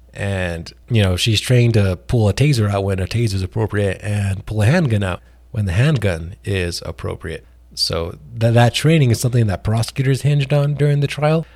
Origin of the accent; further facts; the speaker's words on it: New Mexico, United States; New Mexico, which is my home state